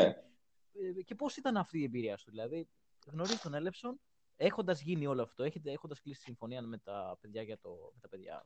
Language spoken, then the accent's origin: Greek; Greece; είμαι από Ελλάδα